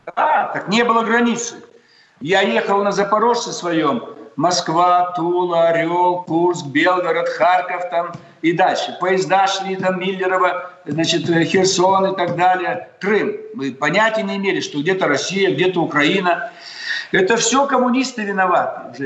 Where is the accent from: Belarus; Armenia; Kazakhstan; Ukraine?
Kazakhstan; southern Kazakhstan; now in Russia; Я сам из Казахстана